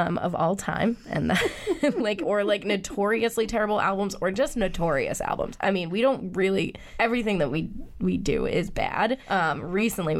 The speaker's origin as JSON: {"language": "English", "town": "Acton", "region": "Massachusetts", "country": "United States", "tie": "born or raised there", "also_born_or_lived": "Amherst, Massachusetts", "said": "I grew up in Acton"}